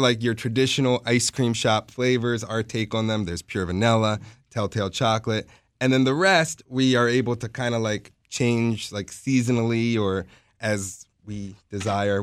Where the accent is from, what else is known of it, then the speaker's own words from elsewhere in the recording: Baltimore, Maryland, United States; also born or lived in Washington, D.C.; I grew up in Baltimore